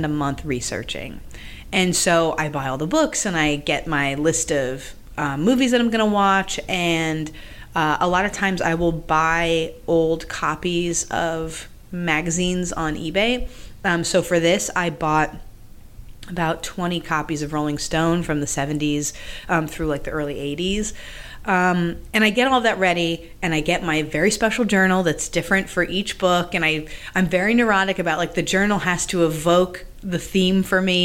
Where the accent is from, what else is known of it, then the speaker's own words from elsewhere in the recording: Massachusetts, United States; I grew up in Massachusetts